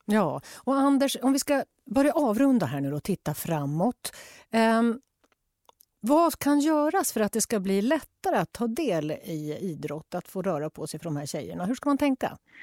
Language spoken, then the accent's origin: Swedish; Jämtland, Sweden; jag växte upp i Jämtland